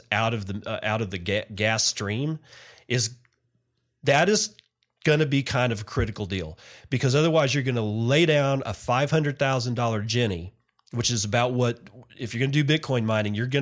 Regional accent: Permian Basin, Texas, United States; I was born in the Permian Basin. I grew up in the Permian Basin

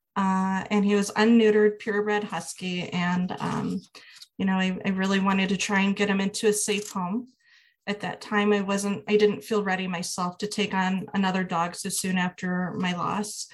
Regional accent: Midwest, United States; I'm from the Midwest and I work in higher education

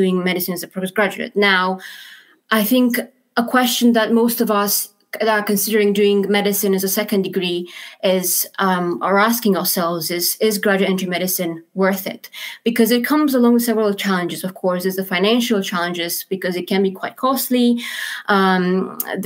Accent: Romania; moved away as an adult; also born or lived in London, United Kingdom; now in Aberdeen, United Kingdom; I'm originally from Romania

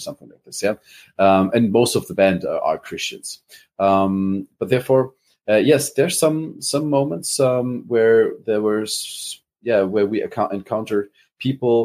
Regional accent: Germany; accent: German; English is a second language; Is my accent too hard? Is it too German?

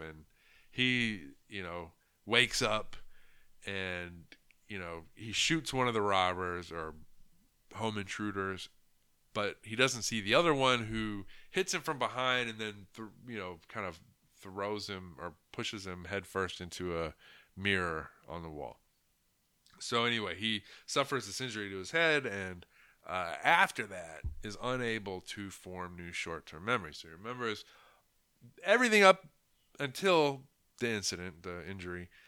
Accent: United States; as an American who grew up, you know, um, in the eighties and nineties

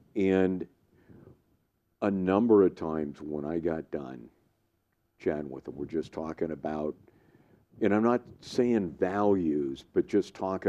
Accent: outside San Francisco, California, United States; moved away; I grew up outside San Francisco.

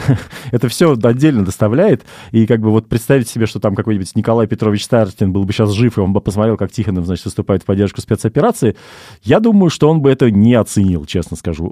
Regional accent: Russia; moved away as an adult; мы с тобой все-таки, Паш, русские люди

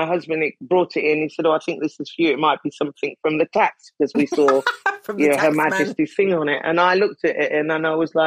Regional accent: United Kingdom; I'm British

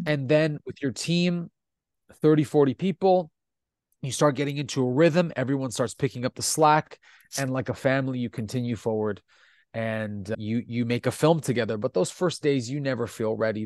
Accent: Italy; first language Italian; English is a second language; io sono italiano

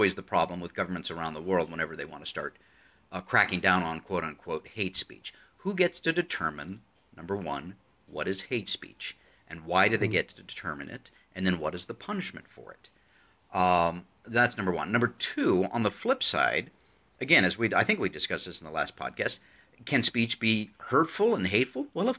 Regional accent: United States; especially for me as an American who very much believes in free speech, because it is part of our constitution.

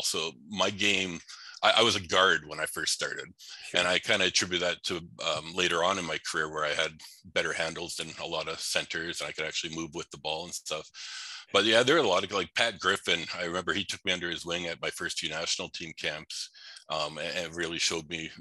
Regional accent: Winnipeg, Manitoba, Canada; I grew up here in Winnipeg

